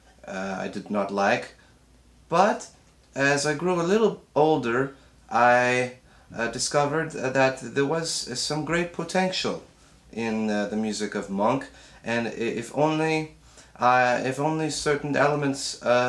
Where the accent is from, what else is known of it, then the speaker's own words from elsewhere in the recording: Braunau, Upper Austria, Austria; English is a second language; I am from Austria, the city of Braunau, the home city of Adolf Hitler. But don't hold that against me.